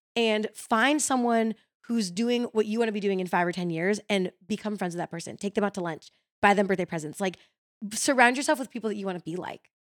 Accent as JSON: {"language": "English", "town": "Chicago", "region": "Illinois", "country": "United States", "tie": "born or raised there", "moved": "yes", "lives_now": "Nashville, United States", "said": "growing up in Chicago"}